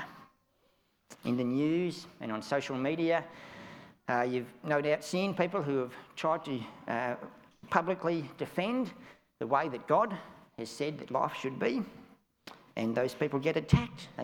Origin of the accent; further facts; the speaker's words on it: Australia; I'm an Australian